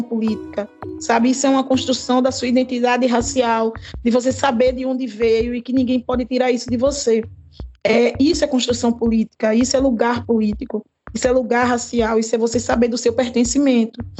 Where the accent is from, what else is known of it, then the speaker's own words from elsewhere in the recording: Recife, Pernambuco, Brazil; eu sou do bairro de Água Fria, sabe, aqui em Recife